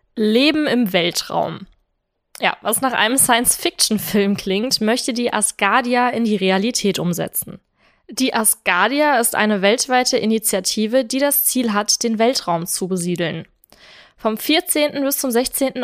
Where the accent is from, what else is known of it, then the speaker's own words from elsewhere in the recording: South Hesse, Germany; bei uns in Südhessen